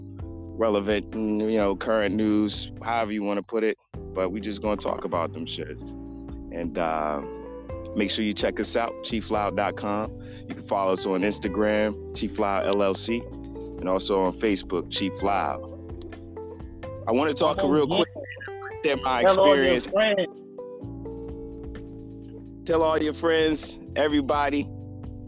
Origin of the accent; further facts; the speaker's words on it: Tallahassee, Florida, United States; growing up in Tally